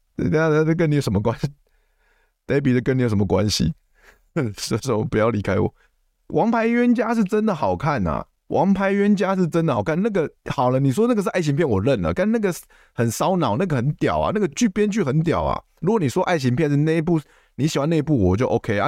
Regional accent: Taipei, Taiwan; 因为我是住台，我是台北人嘛

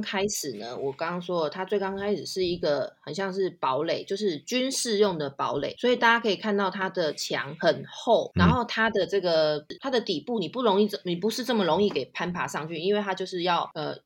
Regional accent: Taipei, Taiwan; moved away as an adult; now in London, United Kingdom; 就是我是台湾人，然后我是来自台北综合，那我现在就是在伦敦定居，就是就嫁给英国人

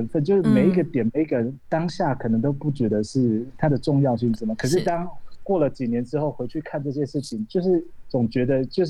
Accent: Taiwan; 因为我从小是在部落长大的

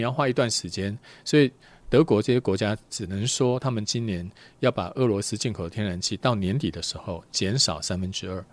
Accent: Taiwan; 我们台湾人， 我们赚的钱没有美国人多

